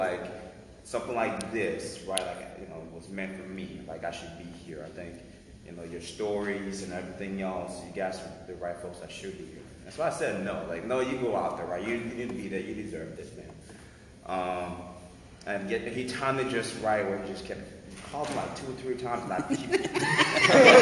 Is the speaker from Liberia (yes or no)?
yes; Liberia; moved away; also born or lived in Minnesota; We're both from Liberia, and we met in Minnesota